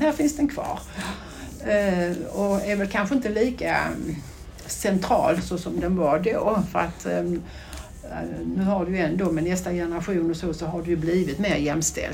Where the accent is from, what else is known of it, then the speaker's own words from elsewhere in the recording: Brodda stud farm, Skåne, Sweden; jag är ju då eh, född och uppvuxen i eh, på stallgången som jag brukar säga ute på Bråda stuteri